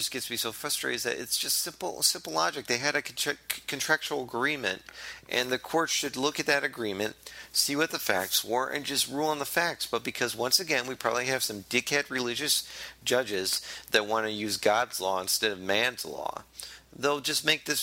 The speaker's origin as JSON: {"language": "English", "region": "Ohio", "country": "United States", "said": "I'm from Ohio"}